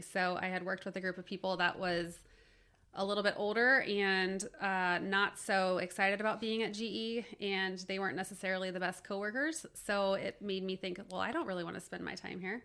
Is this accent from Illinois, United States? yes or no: no; Cincinnati, Ohio, United States; I grew up in Cincinnati